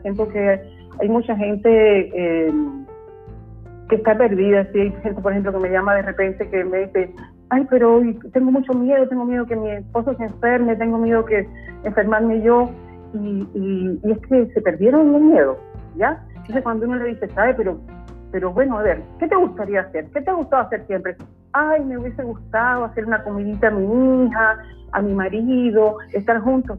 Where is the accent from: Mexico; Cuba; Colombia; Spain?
Cuba; moved away as an adult; also born or lived in southern Chile; now in Chile; yo soy cubana